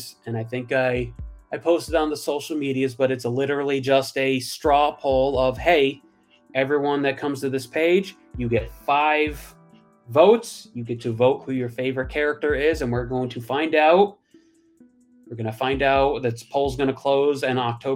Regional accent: Western Massachusetts, United States; moved away as an adult; now in California, United States; I'm from Western Mass, but in November I moved to California

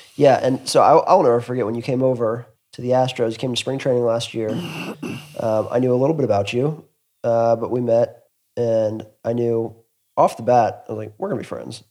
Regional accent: Atlanta, Georgia, United States; I grew up in Atlanta

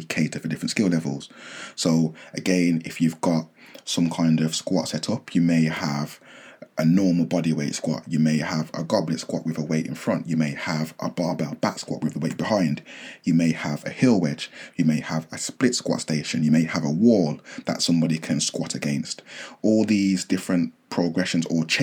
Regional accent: near Birmingham, West Midlands, United Kingdom; also born or lived in Nottingham; I relocated from Nottingham back home near the Midlands, Birmingham

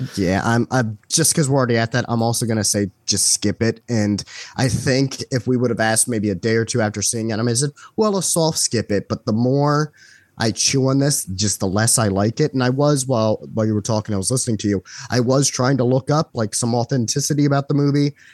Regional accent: United States; being American

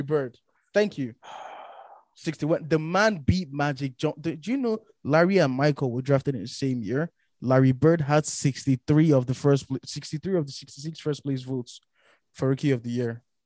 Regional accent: Nigeria; we grew up in Nigeria

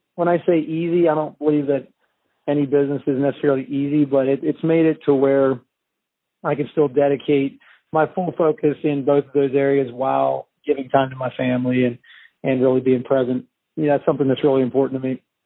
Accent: Pennsylvania, United States; moved away as an adult; also born or lived in British Columbia, Canada / Virginia; now in Shenandoah Valley, Virginia, United States; I actually was born and raised in Pennsylvania

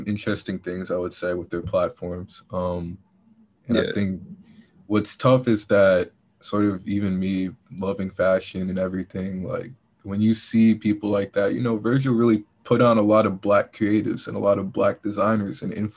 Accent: New York City, New York, United States; growing up in New York, like, in the city

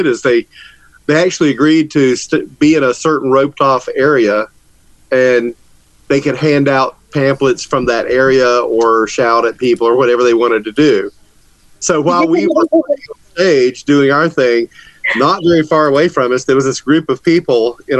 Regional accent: Georgia, United States; accent: Southern; I'm in Atlanta. I grew up, I'm a Georgia boy.

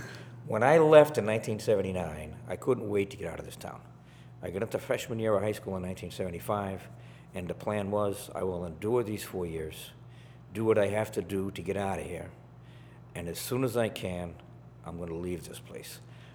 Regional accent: Salem, Massachusetts, United States; born or raised there; moved away as an adult; also born or lived in Texas / Germany / Colorado / Montana

